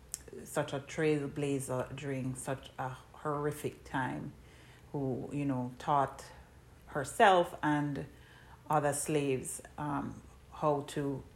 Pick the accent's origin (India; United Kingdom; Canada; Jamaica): Jamaica; moved away; I'm originally from Jamaica, and so, you know, I identify as Afro-Caribbean.